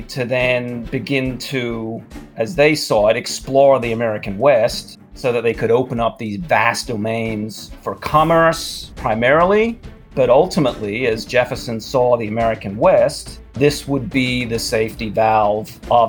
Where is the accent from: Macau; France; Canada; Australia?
Australia; Sydney, New South Wales; moved away as an adult; now in Richmond, United States; I grew up in Sydney, Australia, so, you know, big, loud, kind of brash city.